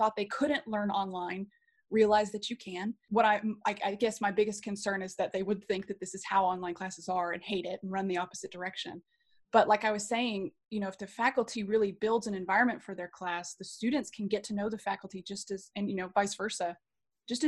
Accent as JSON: {"language": "English", "region": "Oklahoma", "country": "United States", "tie": "born or raised there", "said": "I grew up in Oklahoma"}